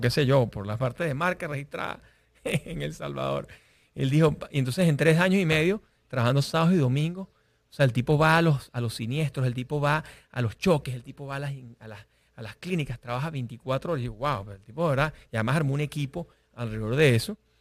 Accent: Venezuela; moved away; yo soy venezolano

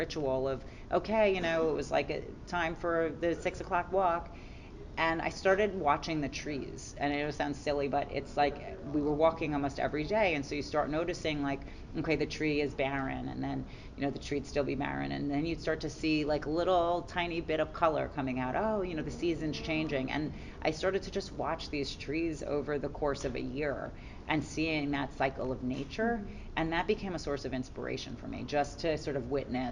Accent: New York City, New York, United States; I'm a New Yorker, so certainly like the grit of the city, you know, inspires some of my work

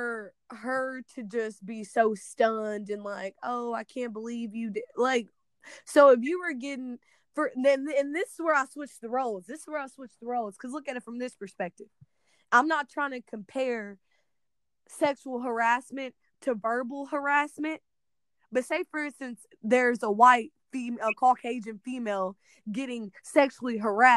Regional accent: Missouri, United States; moved away; I come from a predominantly black town

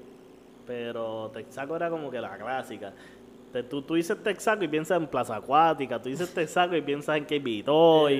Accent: Carolina, Puerto Rico; yo soy un tipo que me crié en Carolina, cabrón. Yo he vivido toda mi vida en Carolina

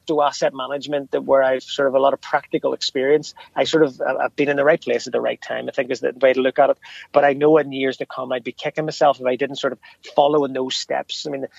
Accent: Belfast, Northern Ireland, United Kingdom; the very fact that I'm from Ardoyne, from North Belfast, won't be a barrier.

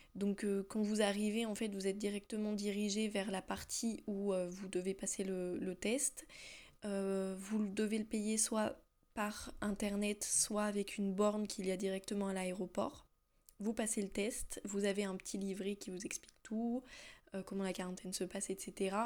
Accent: France; moved away as an adult; now in Iceland; je suis française, voilà comme bonne française que je suis

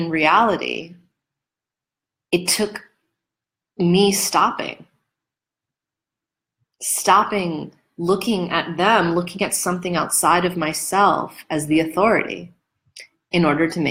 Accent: New York, United States; I'm a New Yorker

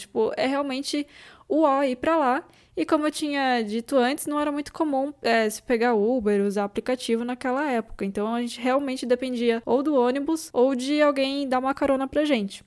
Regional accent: São Paulo, Brazil; eu sou da cidade de São Paulo

